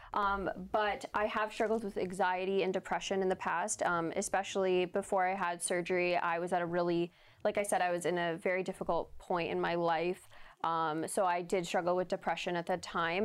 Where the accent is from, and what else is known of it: Canada